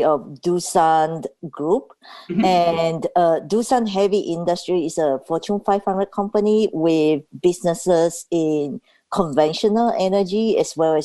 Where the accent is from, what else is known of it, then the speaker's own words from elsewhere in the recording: Tanzania; now in Seattle, United States; when I was growing up in Tanzania